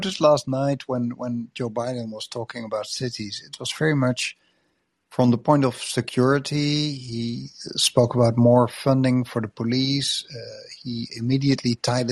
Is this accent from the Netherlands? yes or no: yes; Netherlands; I come from Netherlands, where biggest city in the country is just 700,000 people.